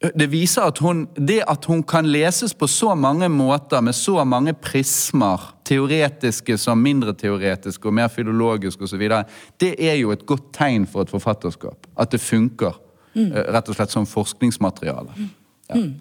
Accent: Bergen, Vestland, Norway; som bergenser

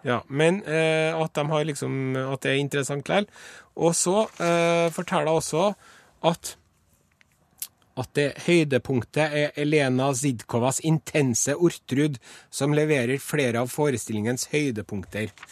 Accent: Trondheim, Trøndelag, Norway; så er jeg en harry fra Trondheim

